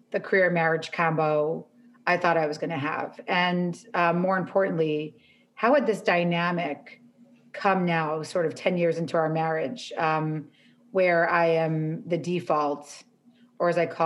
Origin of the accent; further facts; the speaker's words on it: New York, United States; now in Los Angeles, United States; I'm from New York